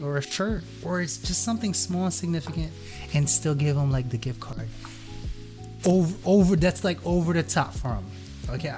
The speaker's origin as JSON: {"language": "English", "town": "Hackensack", "region": "New Jersey", "country": "United States", "tie": "born or raised there", "said": "here in Hackensack, my hometown, this is about 2 minutes away from me"}